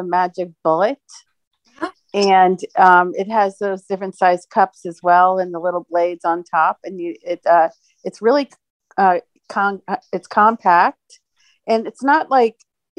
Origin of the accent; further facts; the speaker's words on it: New Jersey, United States; now in Phoenix, United States; I'm in Phoenix. I'm originally from New Jersey